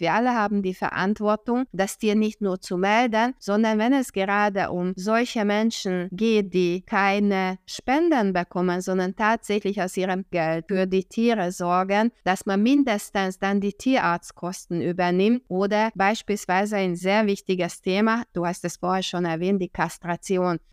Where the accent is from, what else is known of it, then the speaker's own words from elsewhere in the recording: Hungary; now in Germany; ich bin Ungarin, Deutschland, ich lebe in Deutschland seit 1995